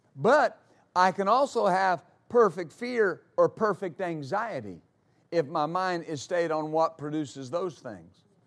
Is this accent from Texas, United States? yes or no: yes; West Texas, United States; growing up in West Texas